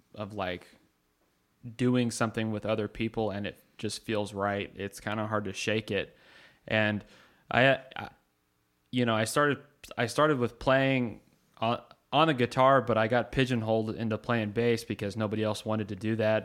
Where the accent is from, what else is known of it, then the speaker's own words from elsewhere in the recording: Carlsbad, New Mexico, United States; moved away; we're all from Carlsbad, uh, New Mexico, and we don't live there now